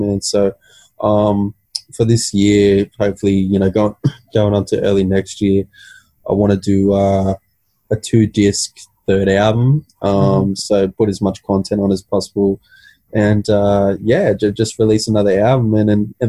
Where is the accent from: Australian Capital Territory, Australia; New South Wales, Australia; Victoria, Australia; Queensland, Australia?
New South Wales, Australia; Central Coast; I'm from the Central Coast.